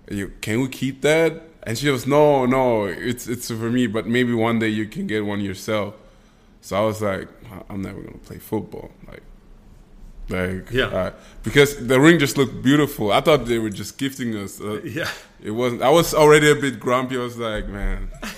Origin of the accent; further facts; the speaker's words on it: Vienna, Austria; I am from Vienna, Austria, born and bred.